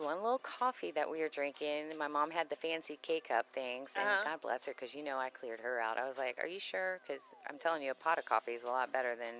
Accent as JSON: {"language": "English", "region": "Texas", "country": "United States", "said": "because we're from Texas"}